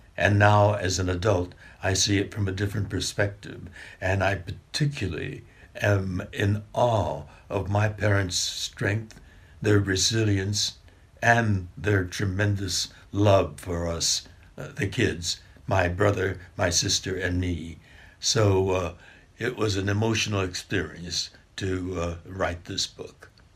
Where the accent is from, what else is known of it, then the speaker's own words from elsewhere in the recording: Los Angeles, California, United States; also born or lived in Arkansas; I was born here in Los Angeles.